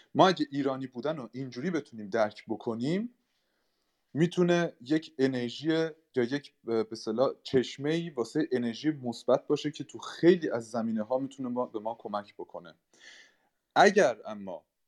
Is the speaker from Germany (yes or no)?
yes; Germany; من به شخصه در آلمان به دنیا آمدم و در آلمان بزرگ شدم